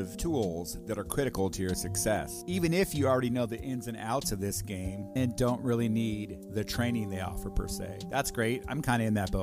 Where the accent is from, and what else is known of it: Washington, United States